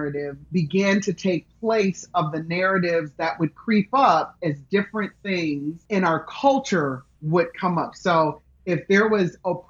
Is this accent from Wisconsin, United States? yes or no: no; Grand Rapids, Michigan, United States; moved away as an adult; also born or lived in Memphis, Tennessee; I grew up in Grand Rapids, Michigan.